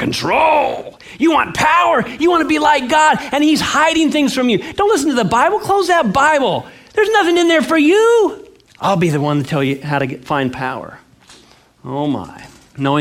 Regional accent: California, United States; I grew up in California

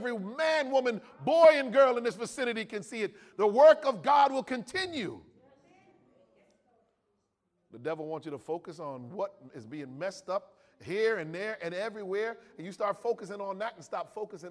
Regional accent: California, United States; I was born and raised in America

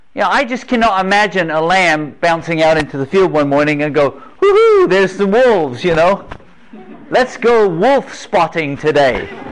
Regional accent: England, United Kingdom; moved away; also born or lived in North Carolina; I grew up in England. Grew up in England, a little island off the coast of Europe.

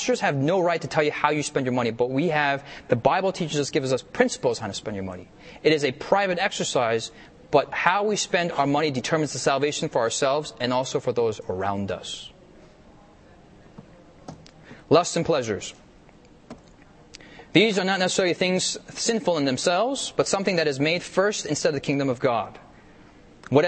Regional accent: United States; I'm an American myself

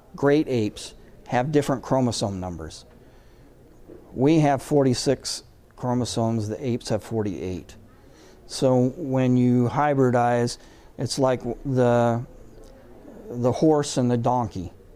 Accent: the Northwest, Pacific Northwest, United States; I'm from the Northwest.

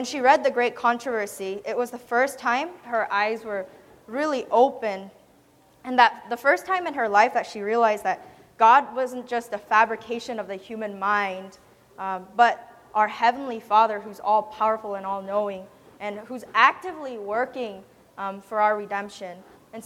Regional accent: South Korea; I was born in South Korea to a Buddhist father and a traditionally Catholic mother

